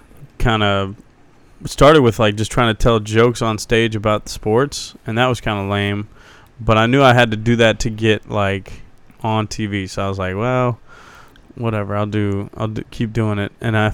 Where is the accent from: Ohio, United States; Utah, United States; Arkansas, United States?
Ohio, United States; Cincinnati; No, I'm from Cincinnati, Ohio.